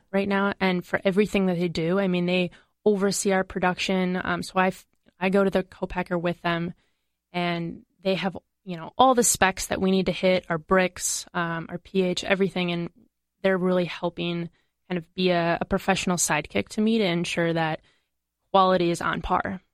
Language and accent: English; Madison, Wisconsin, United States; I'm from Madison.